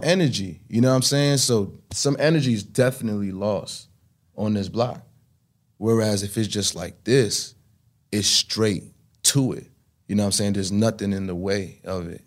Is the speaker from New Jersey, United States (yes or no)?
no; New York City, New York, United States; was kid growing up in Brooklyn